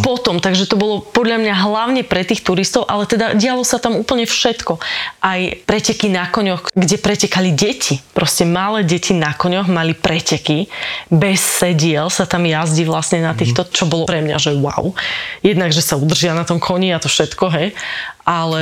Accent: Kysuce, Žilina Region, Slovakia; Ja som z Kisúc

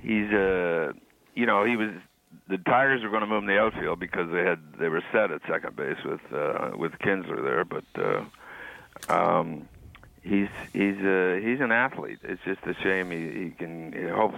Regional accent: Kingston, Ontario, Canada; I grew up in Kingston

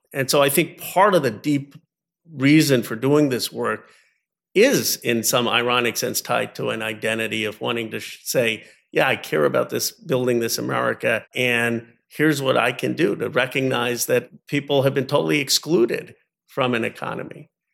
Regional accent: United States; when you grow up as Indian American of, of, of Hindu faith

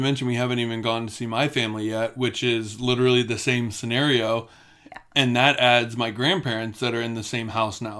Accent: Florida, United States; we grew up together in Florida

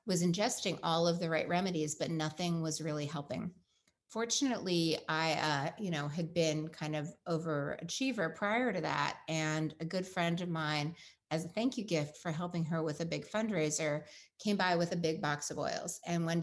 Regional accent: Pacific Northwest, United States; I grew up in the Pacific Northwest with a dad who's an Eagle Scout

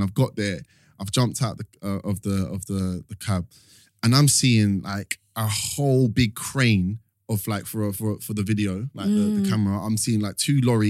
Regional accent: London, United Kingdom; I grew up in East London

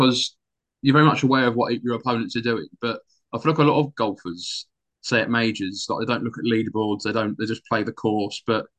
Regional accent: near Royal St George's, South East England, United Kingdom; I grew up sort of near, well, like 20 minutes from Royal St George's

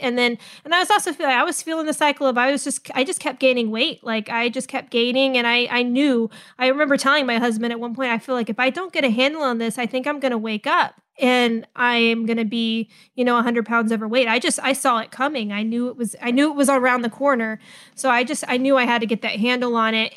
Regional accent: California, United States; moved away as an adult; also born or lived in the Southern US / Florida; now in Huntsville, United States; both my parents are, you know, born and raised in the South, but I mostly grew up in California

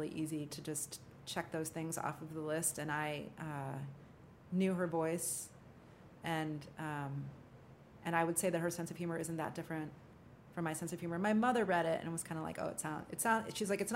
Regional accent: Midwest, United States; also born or lived in New York City, United States; now in New Orleans, United States; I'm from the Midwest originally, which is a very friendly place.

